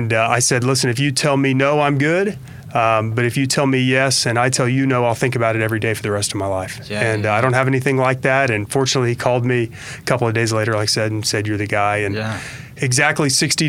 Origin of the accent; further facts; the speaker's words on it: Oklahoma City, Oklahoma, United States; also born or lived in Tulsa; I grew up in Oklahoma City